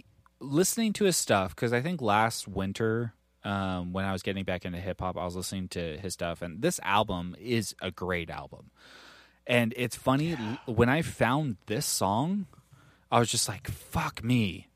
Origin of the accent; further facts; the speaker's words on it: New York, United States; Well, so like for me growing up, like, and I have two older siblings. I'm from New York. My dad was really into hip-hop.